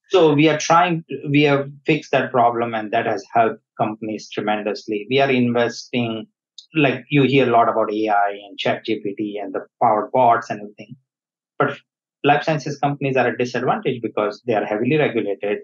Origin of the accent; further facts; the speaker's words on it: India; moved away; I was born in India. Uh, I grew up there